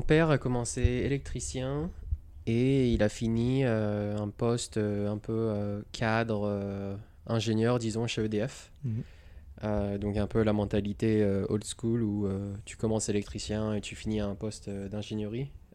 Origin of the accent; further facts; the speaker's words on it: Montélimar, Auvergne-Rhône-Alpes, France; moved away as an adult; also born or lived in Rouen, Normandy / Lyon; now in California, United States; on a déménagé dans le sud. Euh, vers Montélimar. Mm. Donc euh, Rhône-Alpes, Drôme. Et après, euh, j'ai grandi à Montélimar